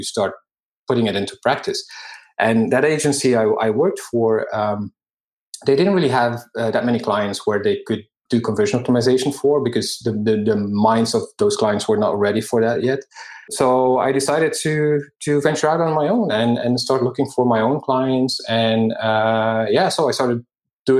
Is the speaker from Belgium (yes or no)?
yes; Belgium; moved away; I'm from Belgium. And at the time, I still lived there as well.